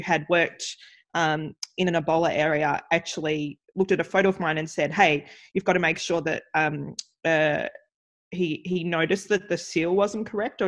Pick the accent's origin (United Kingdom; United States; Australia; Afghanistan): Australia; born or raised there